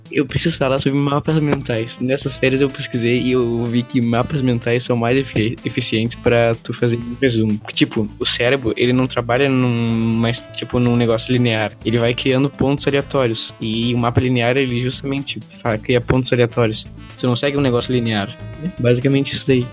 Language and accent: Portuguese; Bagé, Rio Grande do Sul, Brazil; accent: Rio Grande do Sul interior; a gente mora no interior do Rio Grande do Sul, então por isso o sotaque.